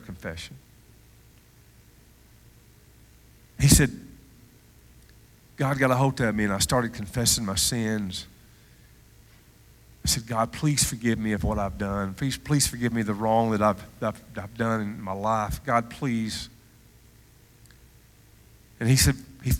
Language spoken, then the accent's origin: English; Cullman, Alabama, United States; moved away; I'm from Cullman, Alabama.